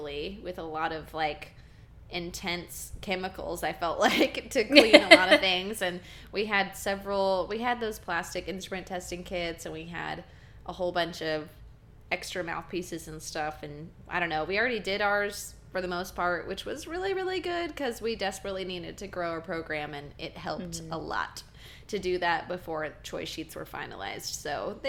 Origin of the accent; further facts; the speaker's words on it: Texas, United States; growing up in the Texas band system